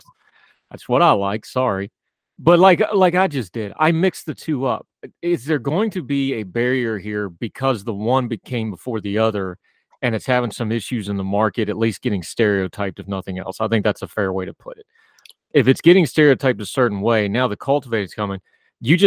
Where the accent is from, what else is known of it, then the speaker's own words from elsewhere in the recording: West Virginia, United States; I grew up in a culture. I'm from West Virginia.